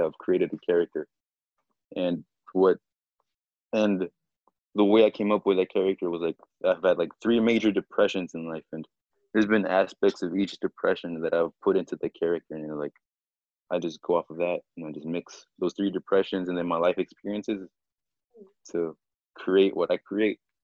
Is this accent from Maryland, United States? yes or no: yes; Annapolis, Maryland, United States; also born or lived in Mexico; I pretty much grew up in Annapolis, Maryland